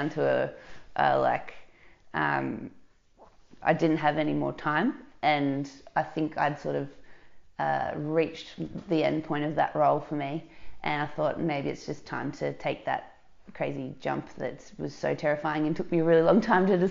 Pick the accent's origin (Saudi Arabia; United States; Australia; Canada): Australia; Dandenong Ranges, Victoria; also born or lived in Melbourne, Australia; now in Surf Coast, Australia; I grew up in the Dandenong Ranges